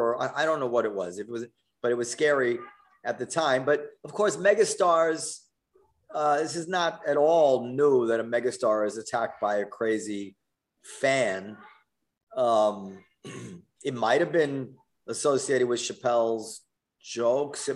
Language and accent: English; New York City, New York, United States; my experience growing up in New York City